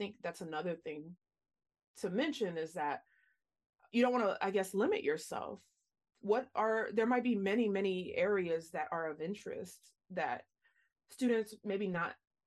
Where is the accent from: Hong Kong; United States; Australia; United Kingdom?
United States; Louisiana; moved away; I'm from Louisiana originally